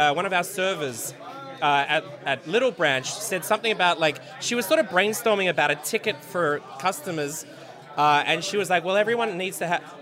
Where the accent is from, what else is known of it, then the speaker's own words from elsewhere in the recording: Melbourne, Victoria, Australia; now in New York, United States; my hometown, Melbourne